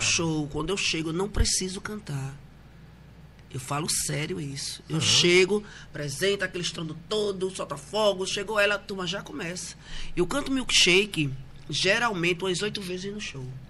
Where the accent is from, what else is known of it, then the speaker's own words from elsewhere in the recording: Recife, Pernambuco, Brazil; Eu nasci em Recife, morei, me criei em, em Boa Viagem